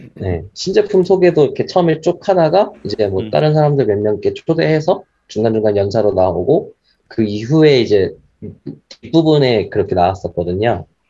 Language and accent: Korean; South Korea; 저희, 저희 한국인 입장에서는